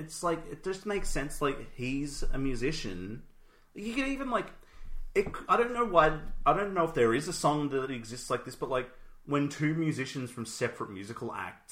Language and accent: English; Australia; We're Australian